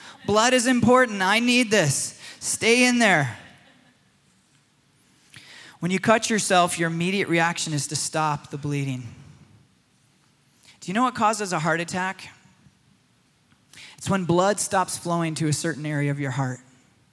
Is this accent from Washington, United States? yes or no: no; Michigan, United States; When I was a boy in the forests of Michigan, I grew up in Michigan